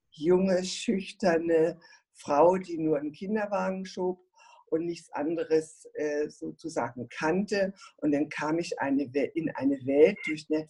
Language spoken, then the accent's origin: German; Berlin, Germany; moved away; also born or lived in Nuremberg / Stuttgart; Ich bin in Berlin geboren und aufgewachsen und bin dann äh, nach, in den Raum von Nürnberg gegangen und dann später habe ich in Stuttgart geheiratet und habe viele, viele Jahre in Stuttgart gelebt